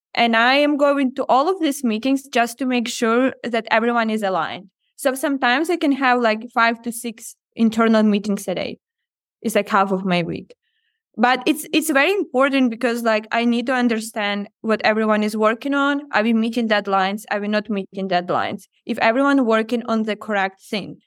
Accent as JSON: {"language": "English", "country": "Ukraine", "tie": "born or raised there", "also_born_or_lived": "Odesa", "moved": "as an adult", "said": "growing up in Ukraine"}